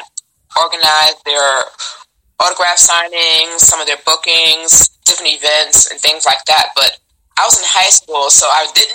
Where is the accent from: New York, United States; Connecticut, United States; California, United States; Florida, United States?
New York, United States; New York City; now in Washington, D.C., United States; I'm originally from New York City. Born in the Bronx, raised in Manhattan and Brooklyn